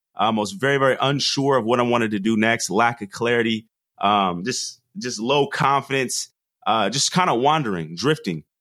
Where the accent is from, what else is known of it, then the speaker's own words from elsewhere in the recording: Portland, Oregon, United States; I'm from the Northwest. Grew up in Portland